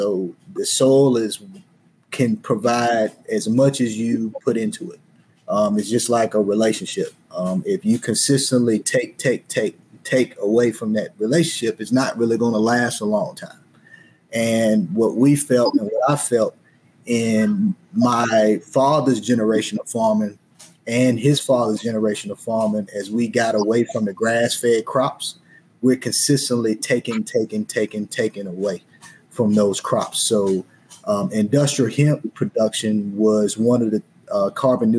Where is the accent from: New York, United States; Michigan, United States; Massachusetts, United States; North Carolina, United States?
North Carolina, United States; Henderson; I am from Henderson, North Carolina, in the Warren County district of Southeast Warren, North Carolina.